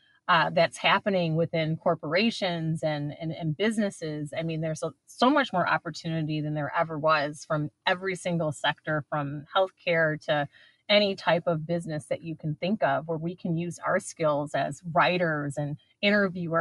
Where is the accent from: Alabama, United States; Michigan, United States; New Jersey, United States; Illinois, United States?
Michigan, United States; East Lansing; now in Detroit, United States; I grew up on Michigan State's campus. I was born in Detroit. My parents moved to Lansing, East Lansing, when I was 2 years old